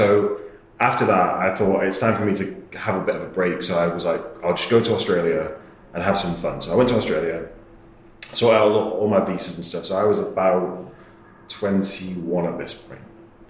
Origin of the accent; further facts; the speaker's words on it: England, United Kingdom; I'm from England, they like me already, that's good.